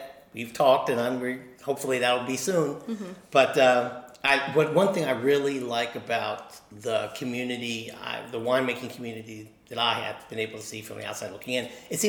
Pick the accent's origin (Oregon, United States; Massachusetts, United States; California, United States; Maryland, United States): Maryland, United States; then I went up to my home state and found some decent winemakers there. But the thing is about Virginia is I think that you got your act together as winemakers about 10 years or 15 years before Maryland.